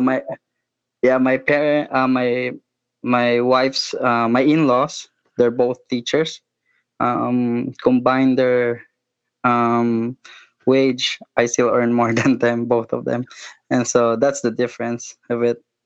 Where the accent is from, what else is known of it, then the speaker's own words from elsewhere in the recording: Philippines; I'm from the Philippines.